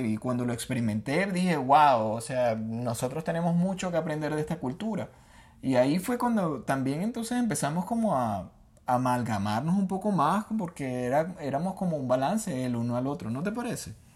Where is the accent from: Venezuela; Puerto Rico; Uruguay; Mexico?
Venezuela; nosotros los venezolanos